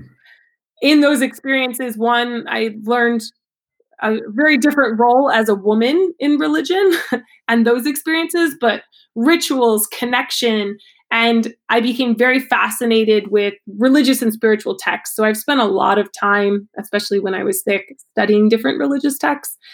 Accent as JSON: {"language": "English", "region": "Ohio", "country": "United States", "tie": "born or raised there", "moved": "yes", "lives_now": "Maine, United States", "said": "I grew up in Ohio"}